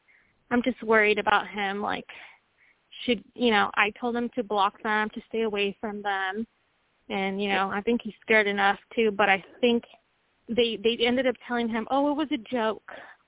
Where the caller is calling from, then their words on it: Washington, United States; I'm calling from Washington State.